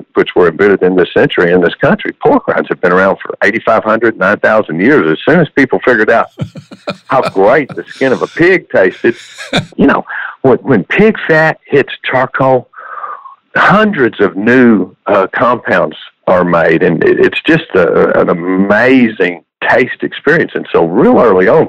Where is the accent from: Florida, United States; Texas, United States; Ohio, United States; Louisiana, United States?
Texas, United States; Andrews; I was born and raised right here in Texas. Born out in Andrews, Texas